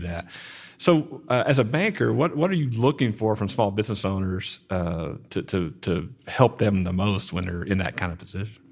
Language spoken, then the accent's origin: English; Garland, Texas, United States; I grew up in Garland